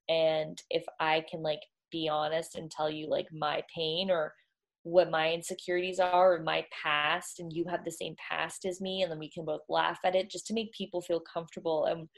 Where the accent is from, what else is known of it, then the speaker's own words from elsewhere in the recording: Toronto, Ontario, Canada; Toronto's East Coast. Yeah. We call ourselves East Coast.